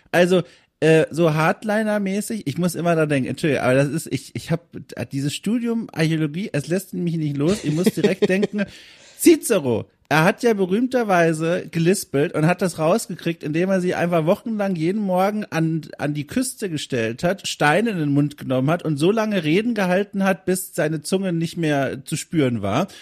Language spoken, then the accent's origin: German; Southern Germany, Germany; ich komme aus Süddeutschland